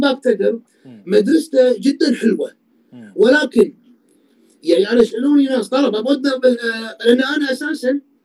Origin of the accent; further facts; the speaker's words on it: Kuwait; انا كويتي